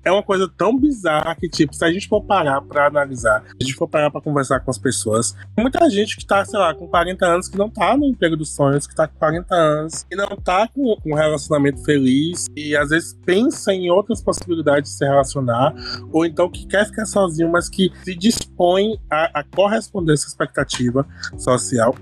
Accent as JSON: {"language": "Portuguese", "region": "Bahia", "country": "Brazil", "said": "eu sou baiano"}